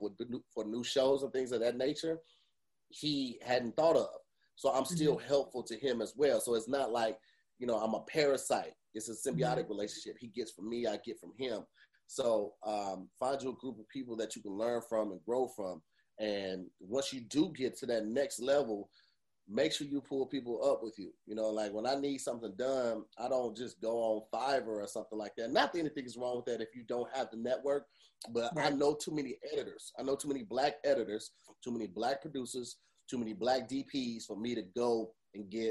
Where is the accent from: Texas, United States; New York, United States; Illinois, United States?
Illinois, United States; East St. Louis; I grew up in East St. Louis